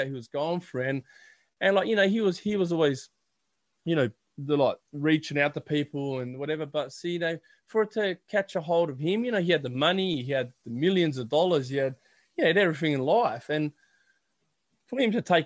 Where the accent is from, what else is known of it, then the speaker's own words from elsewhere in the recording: Australia; we're from Australia